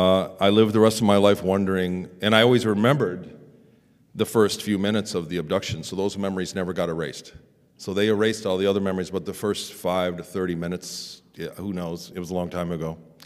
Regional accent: Ann Arbor, Michigan, United States; born there; I was born in 72 in Ann Arbor, Michigan, and I'm a normal guy.

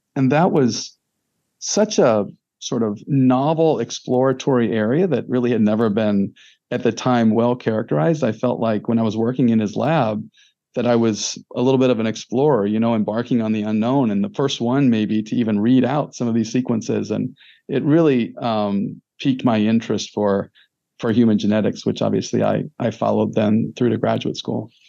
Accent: Fairview Heights, Illinois, United States; I'm from a little town in southern Illinois, uh, Luke called Fairview Heights, Illinois, uh, which is about 12 miles east of St. Louis, Missouri. So I consider myself uh, a little bit of a St. Louisan by by upbringing

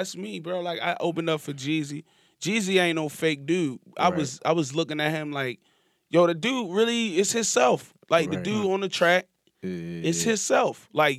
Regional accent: Baltimore, Maryland, United States; Like, I'm from East Baltimore.

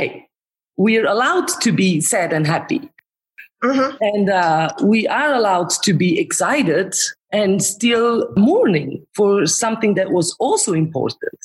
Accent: Romansh-speaking part of Switzerland, Graubünden, Switzerland; moved away as an adult; also born or lived in Zurich; I am from the Romanish, Retro-Romanish part of Switzerland, now where I have brought my work. So I'm not anymore in the German part

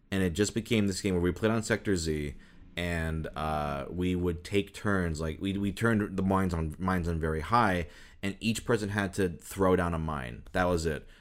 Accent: Minnesota, United States; moved away; also born or lived in Michigan; I was born in Minnesota, so, like, the Vikings were, like, a huge thing in my school

